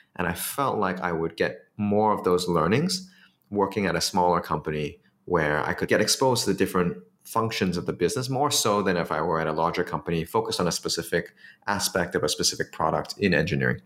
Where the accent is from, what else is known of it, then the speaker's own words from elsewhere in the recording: Singapore; it was easier for me as a Singaporean to do it in Singapore